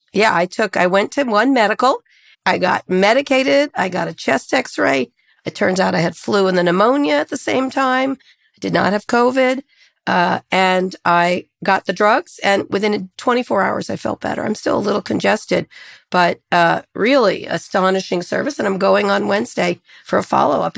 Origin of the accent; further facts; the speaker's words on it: Princeton, New Jersey, United States; moved away; where I grew up in Princeton